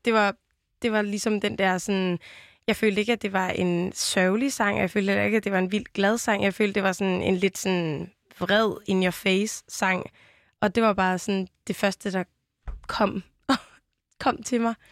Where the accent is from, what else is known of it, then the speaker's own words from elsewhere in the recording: Vejle, Southern Denmark, Denmark; accent: Jutlandic; jeg er jo vokset op i Vejle, og så lyder man sådan her